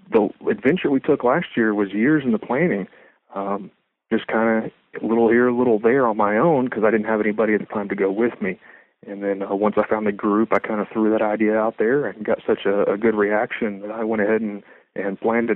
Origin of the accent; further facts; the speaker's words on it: Lubbock, Texas, United States; moved away as an adult; now in Edmond, United States; I've been here for 12 years. I'm actually from Lubbock, Texas